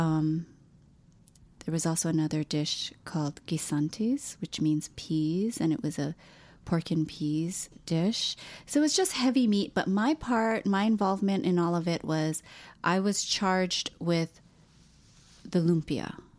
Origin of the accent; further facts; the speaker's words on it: Hawaii, United States; moved away; I'm from Hawaii, and so therefore I am Hawaiian because I'm a person born and raised in Hawaii